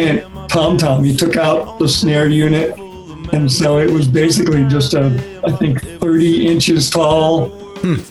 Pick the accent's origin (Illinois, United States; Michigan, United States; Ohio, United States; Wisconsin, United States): Ohio, United States; Cincinnati; moved away; second gig was in Cincinnati, which was my hometown